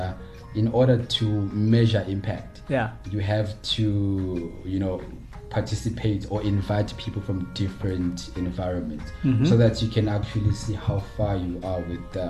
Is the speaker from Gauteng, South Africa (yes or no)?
yes; Gauteng, South Africa; I'm from Gauteng till